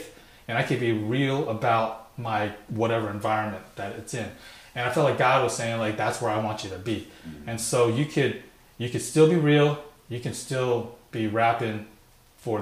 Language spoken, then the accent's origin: English; Sacramento, California, United States; also born or lived in San Francisco; I moved from San Francisco to the suburb of Sacramento. And so when I was going to elementary school there